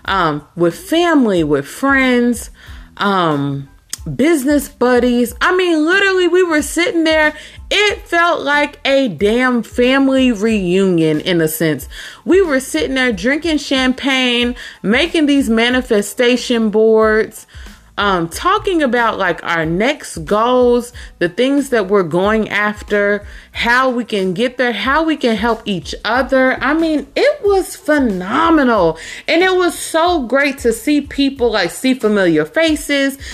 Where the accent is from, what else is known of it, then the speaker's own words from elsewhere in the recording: Louisville, Kentucky, United States; I'm here in Louisville, Kentucky. That is also my hometown.